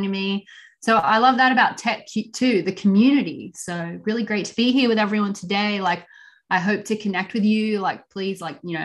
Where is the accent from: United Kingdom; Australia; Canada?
Australia; now in United States; we're actually both from Australia